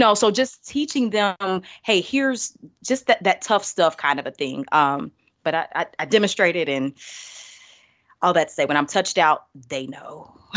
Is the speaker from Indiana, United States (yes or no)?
yes; Indianapolis, Indiana, United States; also born or lived in Birmingham, Alabama; I'm originally from Indianapolis, born, raised